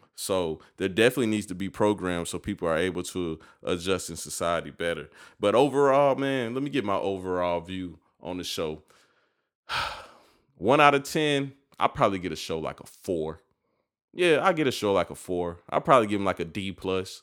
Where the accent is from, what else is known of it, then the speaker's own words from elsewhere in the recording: United States; I just live in America, and I feel like me being an American